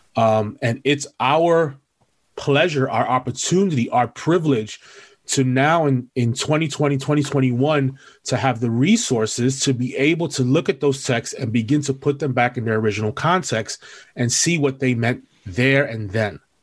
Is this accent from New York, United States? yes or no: yes; New York City, New York, United States; I am born and bred in New York City. Um, I'm originally from East Harlem